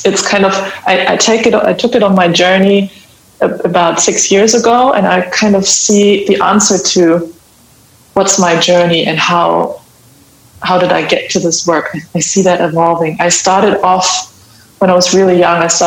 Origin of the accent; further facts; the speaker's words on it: Hamburg, Germany; I am from Hamburg in Germany